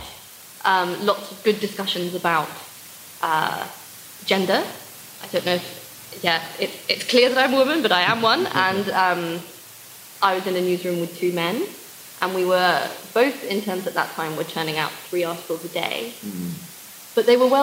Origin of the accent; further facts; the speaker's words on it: England, United Kingdom; accent: very English; I know how I sound. Yeah. Very English